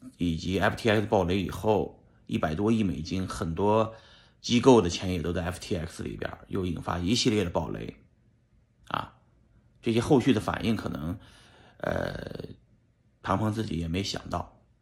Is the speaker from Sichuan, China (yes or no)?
no; Shanxi, China; moved away; 在我们老家山西